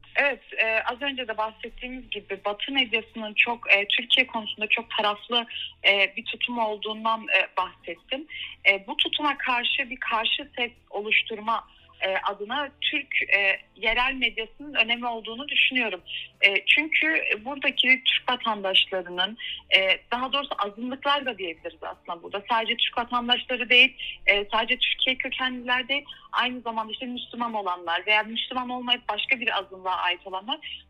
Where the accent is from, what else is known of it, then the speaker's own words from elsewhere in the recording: Freiburg, Baden-Württemberg, Germany; moved away as an adult; also born or lived in Turkey; now in Berlin, Germany; Almanya Freiburg doğumlu. Almanya'nın Baden-Württemberg eyaletinde doğdum, büyüdüm.